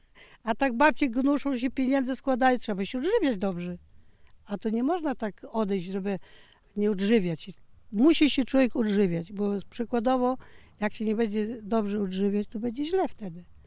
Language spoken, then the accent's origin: Polish; Biała, Lower Silesian Voivodeship, Poland; also born or lived in Bieszczady (family origin); now in Konradówka, Poland; ja tam w Białej się urodziłam